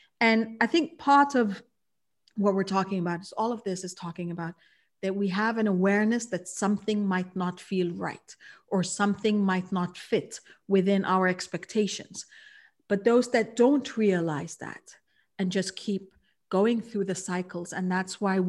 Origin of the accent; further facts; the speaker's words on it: Kuwait; For me, I realized that I was born and raised in Kuwait. And so I'm a third culture kid.